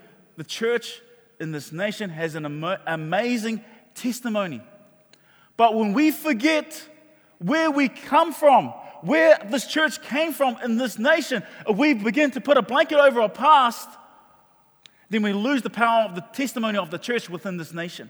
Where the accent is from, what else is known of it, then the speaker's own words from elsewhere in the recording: Auckland, New Zealand; We grew up in Mangere